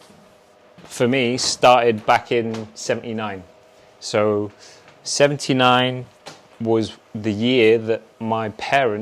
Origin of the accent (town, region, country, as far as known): London, United Kingdom; born or raised there; also born or lived in Hong Kong